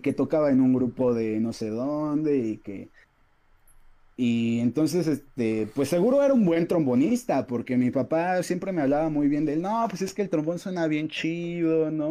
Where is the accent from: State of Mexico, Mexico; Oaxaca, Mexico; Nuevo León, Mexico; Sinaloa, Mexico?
Oaxaca, Mexico; San Pedro y San Pablo Ayutla; also born or lived in Mexico City; soy, soy de acá de Ayutla, de San Pedro y San Pablo, Ayutla Mijes